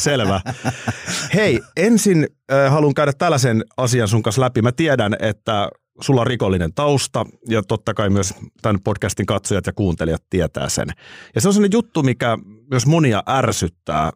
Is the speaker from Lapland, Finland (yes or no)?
no; Nurmijärvi, Uusimaa, Finland; mä oon Nurmijärveltä ja vilkas poika